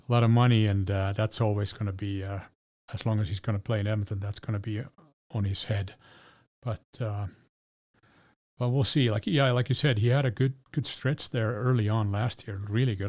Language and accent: English; Helsinki, Uusimaa, Finland; My hometown of Helsinki.